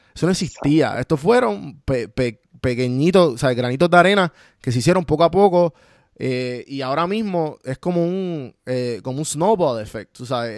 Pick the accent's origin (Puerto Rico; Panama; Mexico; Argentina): Puerto Rico; los dos somos, eh, de Puerto Rico